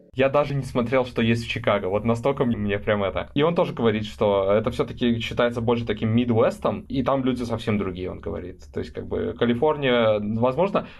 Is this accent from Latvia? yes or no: no; Belarus; moved away as an adult; also born or lived in London, United Kingdom; now in California, United States; я даже не из Минска в Беларуси, я из маленького городка.